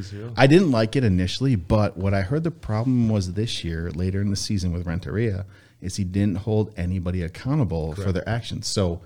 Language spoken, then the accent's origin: English; Elmhurst, Illinois, United States; I grew up in Elmhurst.